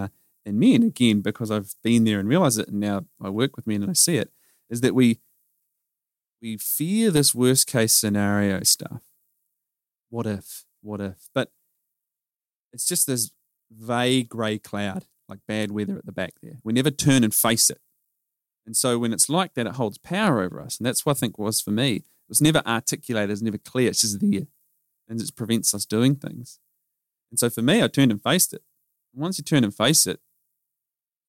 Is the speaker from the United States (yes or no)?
no; New Zealand; accent: Kiwi; moved away as an adult; also born or lived in United Kingdom; now in Australia; I grew up in New Zealand